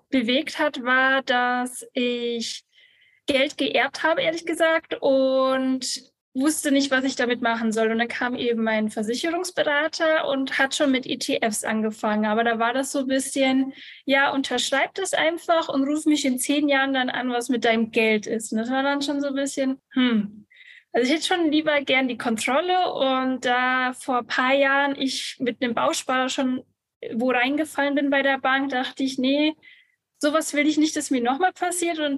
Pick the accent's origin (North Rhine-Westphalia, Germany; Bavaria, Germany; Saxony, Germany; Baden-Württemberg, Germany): Bavaria, Germany; ich komme aus Bayern, bin 29 Jahre alt